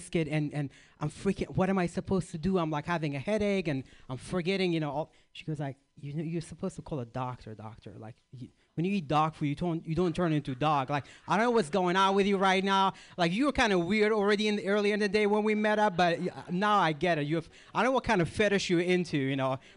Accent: Iraq; moved away; I grew up in Iraq or Iraq

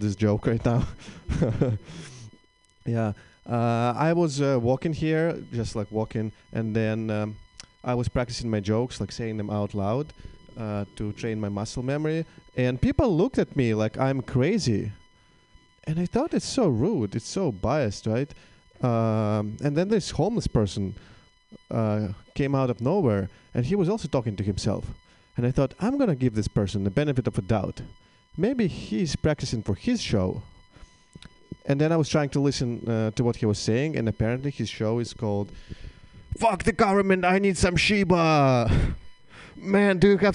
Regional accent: Russia; English is a second language; moved away as an adult; now in United States; I am indeed Russian

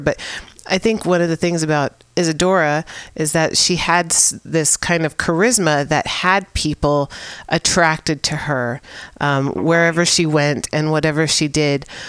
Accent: San Francisco, California, United States; here at mutinyradio.fm in the Mission District of San Francisco, my hometown.

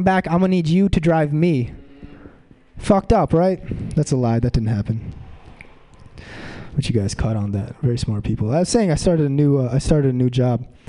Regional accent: Mountain View, California, United States; I'm from Mountain View

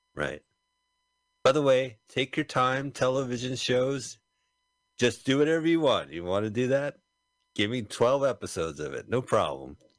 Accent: East Coast, United States; now in California, United States; We're kind of from the East Coast

